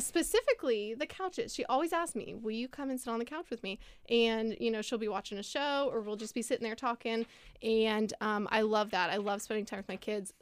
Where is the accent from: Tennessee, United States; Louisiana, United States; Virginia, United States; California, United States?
Virginia, United States; Lynchburg; I grew up here in Lynchburg. I was born and raised.